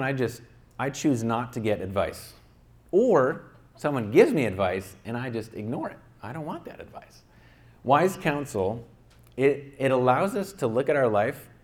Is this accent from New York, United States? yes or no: yes; upstate New York, United States; now in Santa Clarita, United States; where I grew up in my hometown in upstate New York